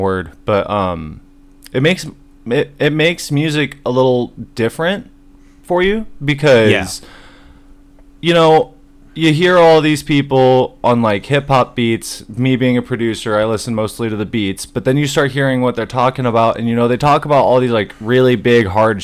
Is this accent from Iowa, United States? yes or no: yes; Norwalk, Iowa, United States; also born or lived in Nevada / Ankeny, Iowa; I grew up in Iowa all my life. Short time Nevada.